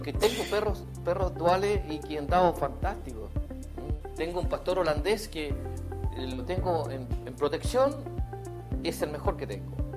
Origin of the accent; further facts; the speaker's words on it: Chile; el terremoto que tuvimos acá en Chile